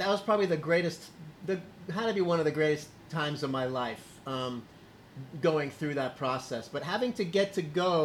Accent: Miami, Florida, United States; I was born in Miami

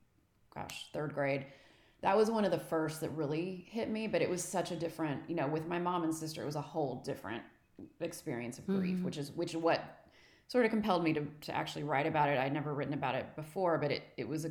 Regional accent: Texas, United States; accent: Texas

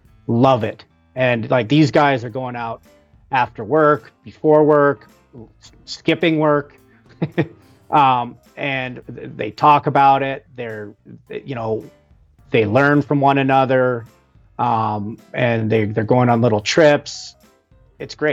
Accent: Northwest Wyoming, United States; most kids growing up in Wyoming or Northwest Wyoming, fishing was just one of those things you did with your parents or your dad or whatever

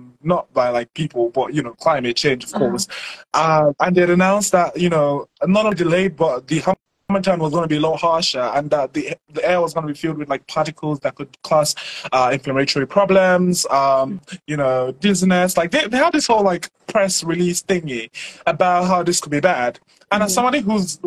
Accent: Nigeria; I am a Nigerian climate storyteller

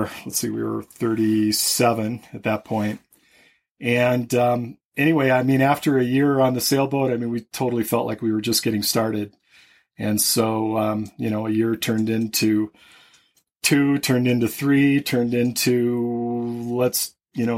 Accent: Minnesota, United States; moved away; I grew up in Minnesota

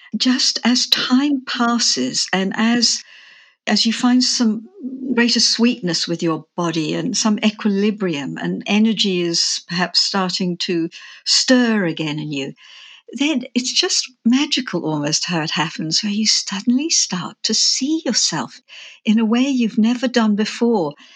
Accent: England, United Kingdom; moved away; also born or lived in Australia; I'm English, but I had lived in Australia for twenty-five years

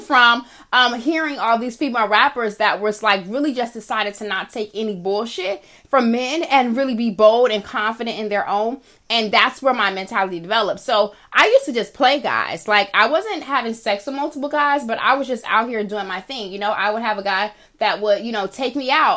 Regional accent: United States; I am African American

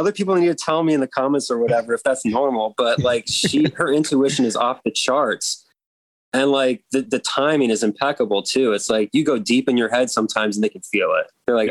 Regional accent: Seattle, Washington, United States; born there; also born or lived in Midwest / Florida; now in Baltimore, United States; I mean, I was born out in Seattle, which is very different. Mm-hmm. Lived in the Midwest, which is very different. Lived down in Florida, which is very different.

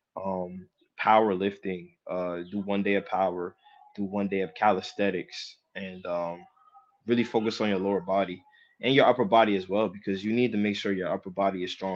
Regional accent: Jersey City, New Jersey, United States; I'm from Jersey City

